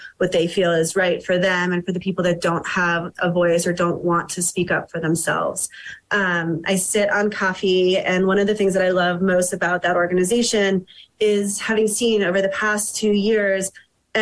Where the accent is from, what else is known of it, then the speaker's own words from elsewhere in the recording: New York, United States; now in Telluride, United States; I grew up in New York and was fortunate enough to have only known integration throughout my childhood